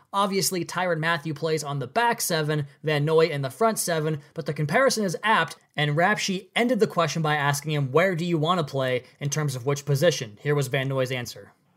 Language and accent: English; West Coast, United States; I'm a West Coast, I grew up on the West Coast